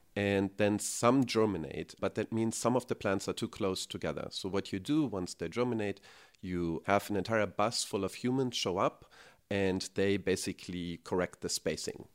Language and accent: English; Germany; moved away as an adult; now in United States; So, I grew up in Germany, as you can probably hear by my accent